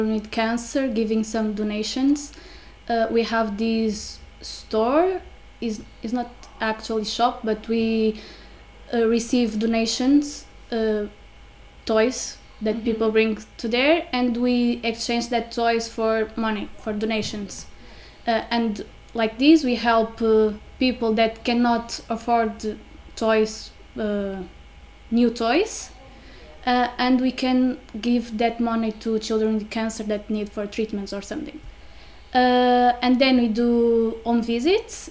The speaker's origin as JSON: {"language": "English", "country": "Portugal", "moved": "as an adult", "lives_now": "Zagreb, Croatia", "said": "I'm from Portugal, I'm 23 years old, and I'm doing an EVS in Zagreb"}